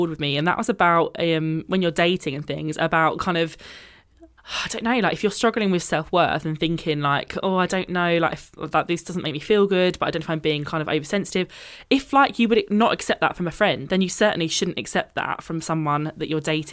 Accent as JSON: {"language": "English", "country": "United Kingdom", "said": "being British, I think we're very much like this is not something we talk about at all"}